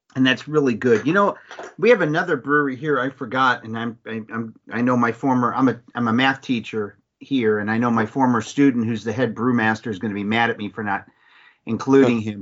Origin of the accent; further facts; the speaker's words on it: Mentor, Ohio, United States; now in Dayton, United States; I'm actually from Northeast Ohio, so I'm from Mentor